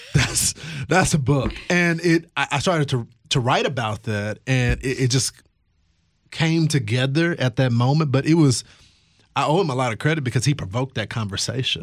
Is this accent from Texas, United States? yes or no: yes; Texas, United States; my home state of Texas